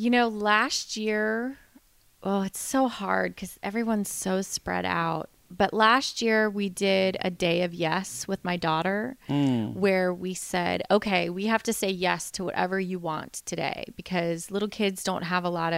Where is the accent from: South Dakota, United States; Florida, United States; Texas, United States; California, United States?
Florida, United States; moved away; I grew up in Florida